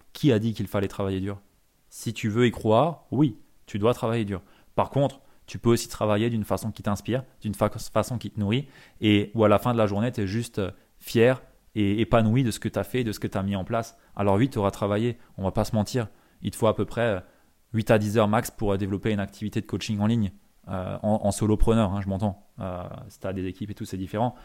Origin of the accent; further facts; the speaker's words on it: Alsace, Grand Est, France; en tant que bon Alsacien